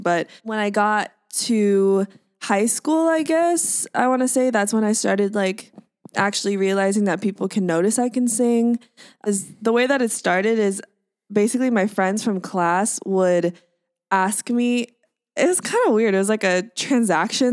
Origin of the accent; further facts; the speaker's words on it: Orange County, California, United States; also born or lived in Boston; now in Los Angeles, United States; I'm based in Los Angeles, but I'm from Orange County